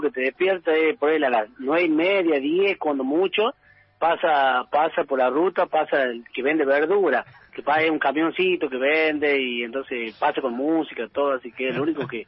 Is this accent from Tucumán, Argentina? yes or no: yes; Tucumán, Argentina; also born or lived in Buenos Aires / France; después ya me quedé acá en mi pueblo porque fui presidente del club donde, donde, donde vivo